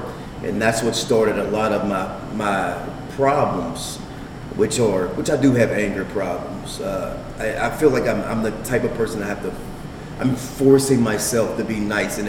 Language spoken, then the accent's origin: English; Pittsburgh, Pennsylvania, United States; I'm from Pittsburgh.